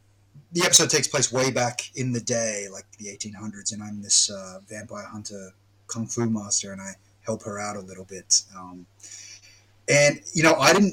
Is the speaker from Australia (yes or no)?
yes; Australia; me being Australian